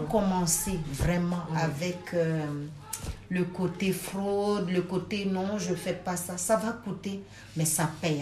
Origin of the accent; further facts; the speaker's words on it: Côte d’Ivoire; moved away as an adult; also born or lived in Senegal (parents); now in Brussels, Belgium; je suis sénégalaise de père et de mère. Ok. Mais par contre, je suis euh, une personne ayant, ayant pour moi deux cultures. Je suis née en Côte d'Ivoire ah, J'y ai fait mes études.